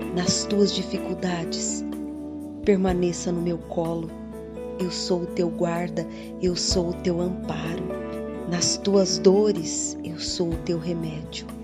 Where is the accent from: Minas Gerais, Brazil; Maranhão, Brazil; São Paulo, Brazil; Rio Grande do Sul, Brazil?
São Paulo, Brazil; São José do Rio Preto; Eu sou de São José do Rio Preto